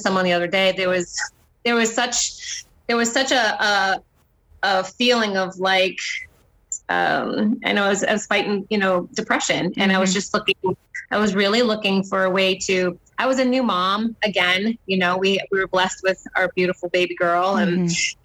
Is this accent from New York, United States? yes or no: no; Boston, Massachusetts, United States; moved away as an adult; now in Chicago, United States; We are originally from Boston, Massachusetts. We live now in Chicago.